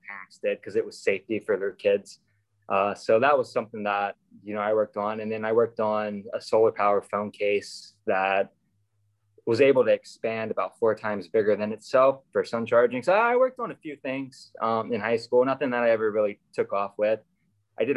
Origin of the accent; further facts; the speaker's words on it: Virginia, United States; Virginia, I'm from Virginia. We have a really solid competition team in Virginia. So we went to World Finals every year for my high school years